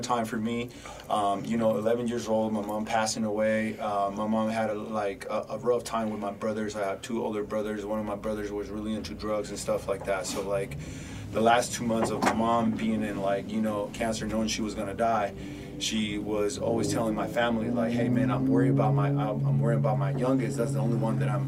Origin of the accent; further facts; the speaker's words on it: Mexico City, Mexico; now in Arizona, United States; I was born in Mexico City